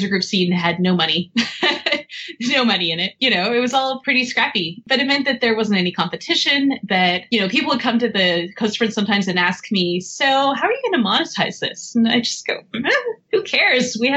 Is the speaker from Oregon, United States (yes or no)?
yes; Portland, Oregon, United States; I grew up in Portland